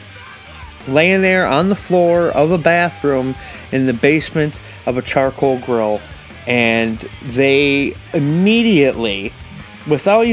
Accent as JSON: {"language": "English", "town": "Racine", "region": "Wisconsin", "country": "United States", "tie": "born or raised there", "said": "we're both from Racine, and we both met at Walden"}